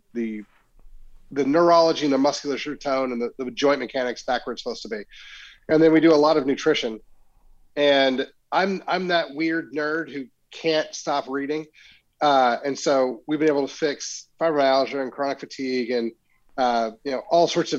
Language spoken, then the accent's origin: English; Oklahoma, United States; moved away as an adult; now in Frisco, United States; I grew up in Oklahoma